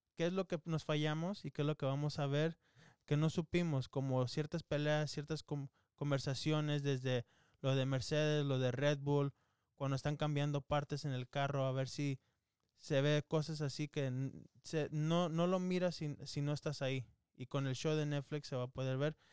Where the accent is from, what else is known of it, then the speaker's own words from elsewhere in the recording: Mexico; Los dos somos mexicanos